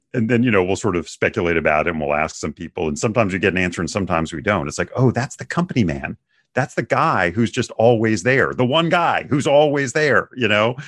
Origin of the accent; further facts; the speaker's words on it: Bethesda, Maryland, United States; also born or lived in New Hampshire; now in Houston, United States; I actually grew up in the suburbs of Washington, D C